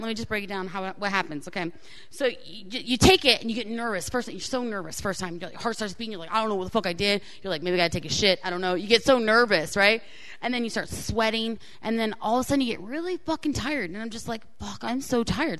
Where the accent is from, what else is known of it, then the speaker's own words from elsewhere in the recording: Florida, United States; I grew up in Florida, so my high school was in Florida.